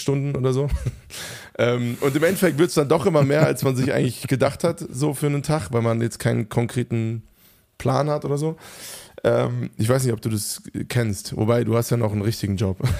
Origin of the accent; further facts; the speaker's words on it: Hofheim am Taunus, Hesse, Germany; moved away; Hofheim, wo einfach Reichtum zur absoluten Tagesordnung gehörte. Also ich bin aufgewachsen im Umfeld